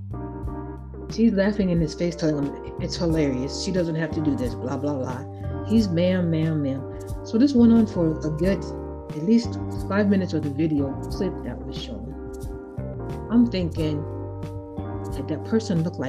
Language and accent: English; Chicago, Illinois, United States; now in Iowa, United States; My birth certificate says I was born in Chicago.